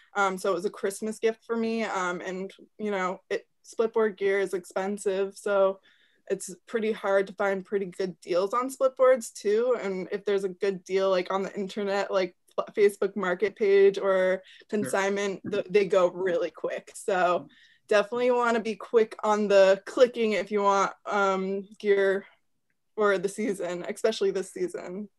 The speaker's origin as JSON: {"language": "English", "town": "Fairfax", "region": "Vermont", "country": "United States", "said": "I'm from Fairfax, Vermont"}